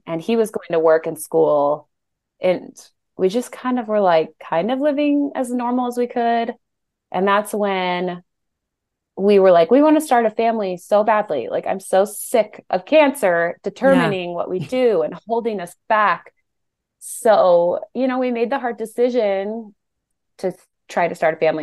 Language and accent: English; Colorado, United States; moved away as an adult; also born or lived in Utah; we moved back home because we're both from Colorado